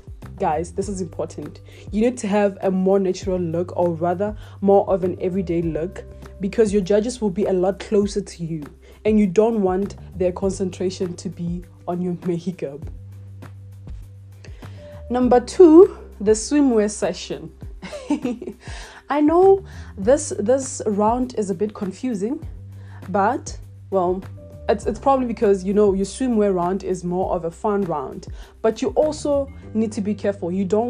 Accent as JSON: {"language": "English", "town": "Matibela", "region": "Limpopo", "country": "South Africa", "said": "I'm 23 years old and I'm from Matibela in the Limpopo province."}